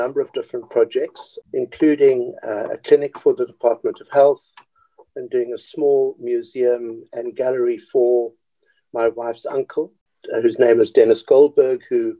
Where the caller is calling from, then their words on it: Cape Town, Western Cape, South Africa; I'm speaking from Cape Town, from my home, because my office is closed down now and we're working at home.